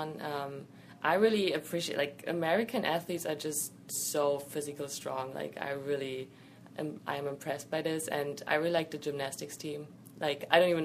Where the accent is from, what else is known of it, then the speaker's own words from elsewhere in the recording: Berlin, Germany; first language German; English is a second language; moved away as an adult; now in New York, United States; Berlin, my hometown